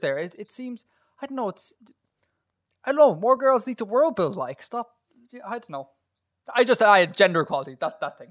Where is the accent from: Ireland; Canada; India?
Ireland; accent: Irish